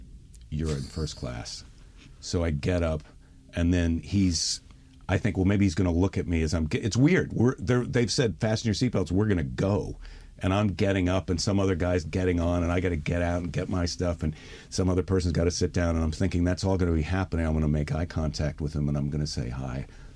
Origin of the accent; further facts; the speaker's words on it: Midwest, United States; Because I'm a Midwesterner